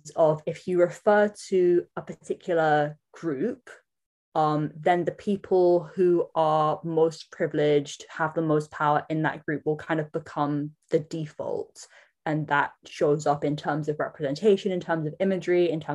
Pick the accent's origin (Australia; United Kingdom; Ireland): United Kingdom; London; moved away as an adult; also born or lived in Samoa (ancestry); now in New Zealand; I was born in London, which makes me London-born Samoan. And I have been living in Aotearoa, New Zealand for the past almost 11 years.